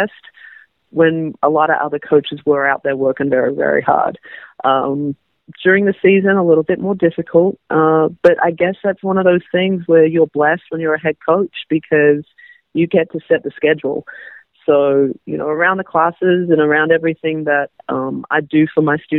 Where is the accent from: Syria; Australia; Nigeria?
Australia; now in United States; I'm Australian